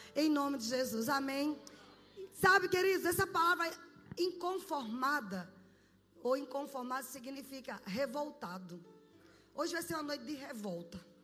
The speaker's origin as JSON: {"language": "Portuguese", "country": "Brazil", "said": "como brasileiros"}